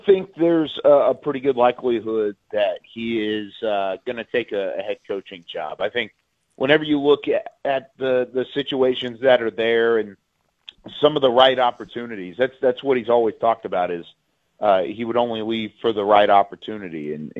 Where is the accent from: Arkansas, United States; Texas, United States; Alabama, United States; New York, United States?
Texas, United States; Central; I grew up in Central Texas. I was a Cowboys fan as well growing up.